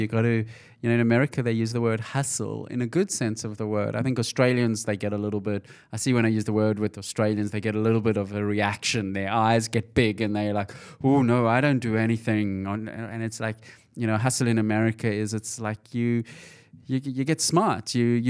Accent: Johannesburg, Gauteng, South Africa; when I grew up in Johannesburg, South Africa, it was very hard to get ahead without a degree.

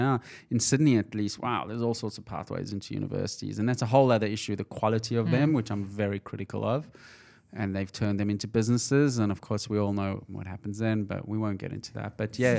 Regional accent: Johannesburg, Gauteng, South Africa; when I grew up in Johannesburg, South Africa, it was very hard to get ahead without a degree.

